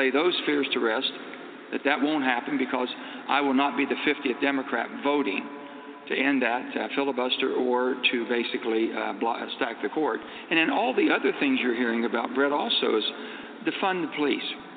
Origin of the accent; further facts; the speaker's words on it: West Virginia, United States; how I was raised in West Virginia